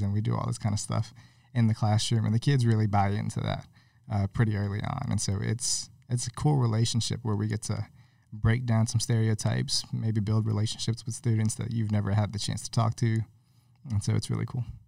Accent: Bayou La Batre, Alabama, United States; also born or lived in California / Mobile, Alabama; we moved to Alabama when I was six.

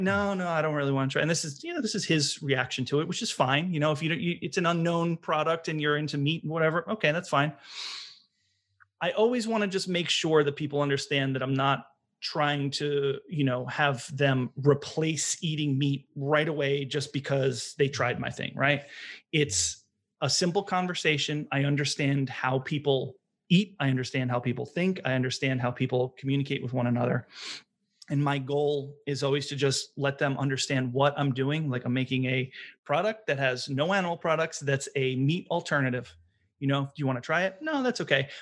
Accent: Long Island, New York, United States; moved away as an adult; also born or lived in Bay Area, California; now in Providence, United States; I'm from Long Island, New York, moved to Providence, Rhode Island for college

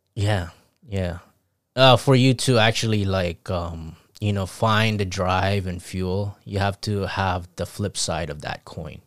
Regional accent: Zamboanga Peninsula, Philippines; moved away; also born or lived in Saipan; I grew up in Phi-, Philippines

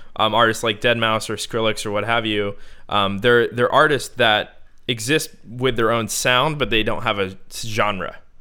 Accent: Bowie, Maryland, United States; moved away as an adult; now in Southern California, United States; we both grew up in Bowie, Maryland.

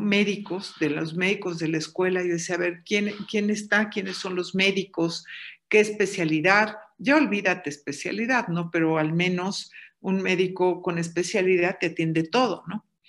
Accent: Mexico; yo soy eh, una mexicana más, amante de los pueblos originarios de este gran país

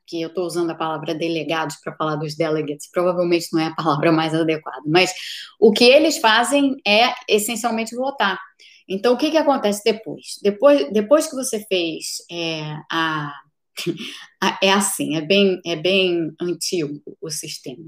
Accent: Brazil; now in United States; eu sou brasileira, moro aqui nos Estados Unidos

